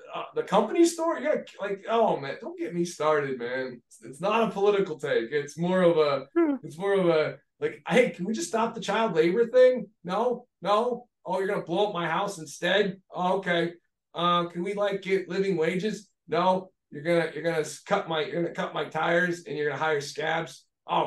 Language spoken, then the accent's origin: English; Pennsylvania, United States; I'm from Pennsylvania